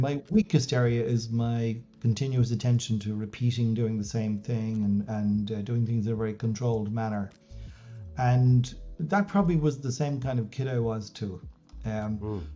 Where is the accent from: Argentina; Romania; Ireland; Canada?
Ireland; also born or lived in Dublin; I was born in Dublin, I really was born in the countryside. Um, so I lived in West Wicklow for the first 18 years of my life on a farm.